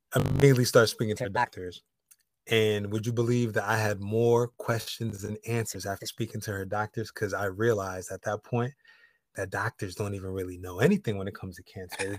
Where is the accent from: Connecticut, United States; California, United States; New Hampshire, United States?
Connecticut, United States; now in Los Angeles, United States; I'm in Los Angeles. I'm from Connecticut